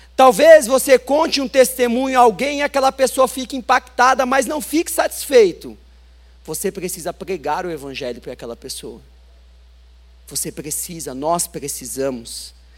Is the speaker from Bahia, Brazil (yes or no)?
no; São Paulo, Brazil; nasci em São Paulo, mas sou filho de um cearense com uma paraibana.